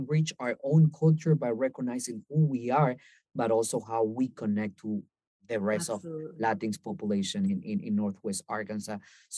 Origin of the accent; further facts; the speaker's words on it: Colombia; even though that we're from Colombia and we try to prepare as much Colombian food as possible